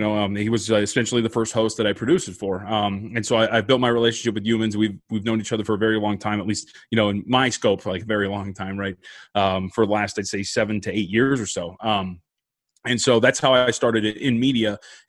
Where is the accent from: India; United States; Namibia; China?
United States; So I grew up, I think, as most American kids do, like as a real big football fan